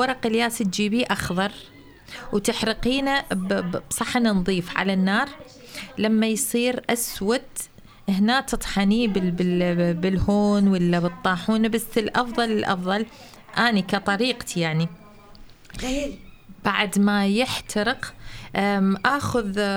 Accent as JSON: {"language": "Arabic", "country": "Iraq", "moved": "as an adult", "lives_now": "Germany", "said": "من العراق"}